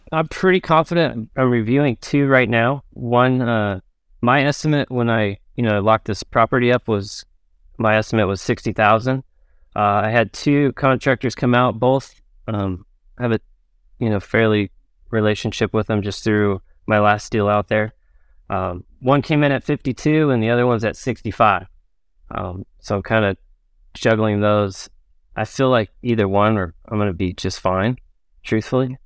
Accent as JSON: {"language": "English", "area": "Orange County", "region": "California", "country": "United States", "tie": "born or raised there", "also_born_or_lived": "Pensacola, Florida"}